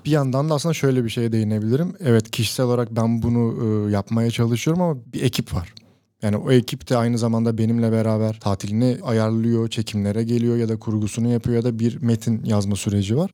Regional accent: İzmir, Turkey; İzmir doğumluyum. Lisansımı da yüksek lisansımı da İzmir'deki üniversitelerde tamamladım

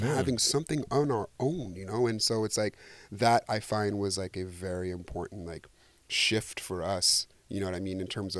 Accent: Senegal; I'm Senegalese, I'm from West Africa

